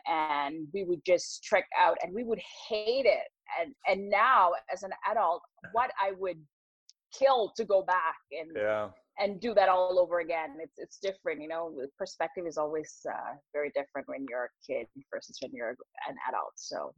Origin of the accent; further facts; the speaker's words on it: London, United Kingdom; when I grew up in London, I was a lot younger and, you know, at university, childhood schooling.